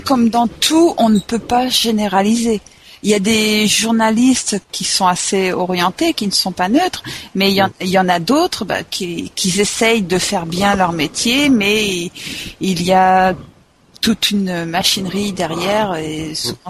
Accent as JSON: {"language": "French", "country": "France", "said": "en tant que Français, en vivant ici"}